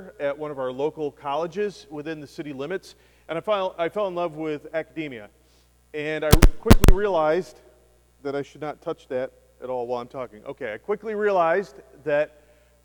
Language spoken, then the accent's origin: English; Vestal, New York, United States; moved away; also born or lived in Scranton, Pennsylvania; my hometown of Vestal